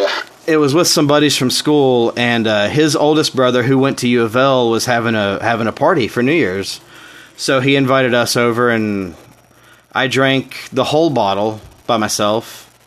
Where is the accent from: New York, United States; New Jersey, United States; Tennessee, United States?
Tennessee, United States; now in Louisville, United States; I'm from Tennessee